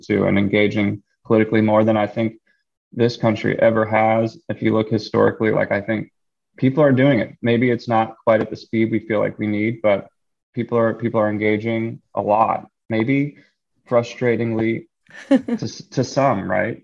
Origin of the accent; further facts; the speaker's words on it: Philadelphia, Pennsylvania, United States; moved away as an adult; also born or lived in Los Angeles / New York City; I grew up in Philly, decided to move home